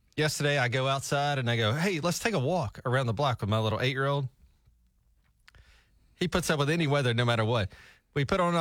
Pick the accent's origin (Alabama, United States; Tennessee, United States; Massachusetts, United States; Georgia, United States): Alabama, United States; South Alabama near Gulf Shores, United States; now in Tulsa, United States; I grew up in South Alabama near Gulf Shores